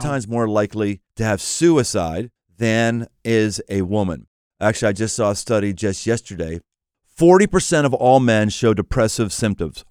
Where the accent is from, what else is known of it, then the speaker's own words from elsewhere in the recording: Pittsburgh, Pennsylvania, United States; moved away; I came from Pittsburgh. Pittsburgh was a steel town